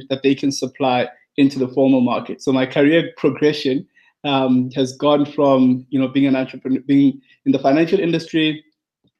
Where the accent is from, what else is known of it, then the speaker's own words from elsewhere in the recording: South Africa; I'm from South Africa, based in South Africa. Grew up in a township in South Africa